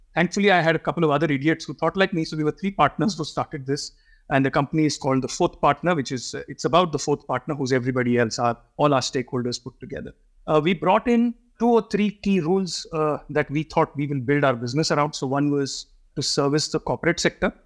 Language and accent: English; Mumbai, Maharashtra, India; I was brought up in Bombay